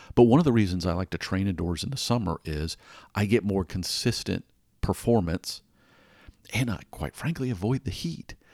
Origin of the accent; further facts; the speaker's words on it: Atlanta, Georgia, United States; I grew up in Atlanta